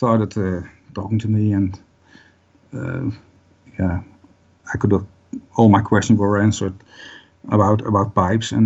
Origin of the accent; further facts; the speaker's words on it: Netherlands; born and raised. Yep. I'm living in the Netherlands for 50 years now